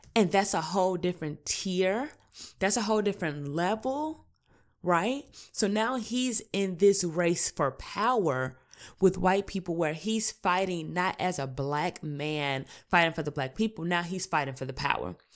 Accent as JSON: {"language": "English", "town": "Chicago", "region": "Illinois", "country": "United States", "tie": "born or raised there", "said": "I'm Chicago born and raised, South Side, inner city, seventy-ninth"}